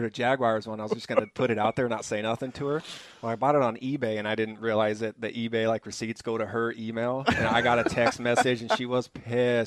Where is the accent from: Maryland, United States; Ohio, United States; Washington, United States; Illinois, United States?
Washington, United States; Seattle; moved away; I'm from Seattle